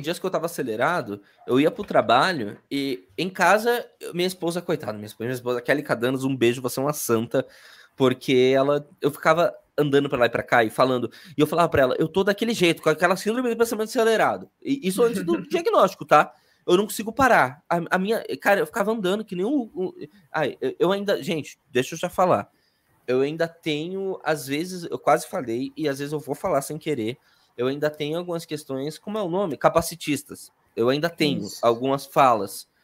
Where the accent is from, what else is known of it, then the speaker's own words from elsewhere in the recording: Curitiba, Paraná, Brazil; accent: sotaque do Sul; also born or lived in Salvador, Bahia; nasci em Salvador, fui criada em Curitiba, por isso é sotaque do Sul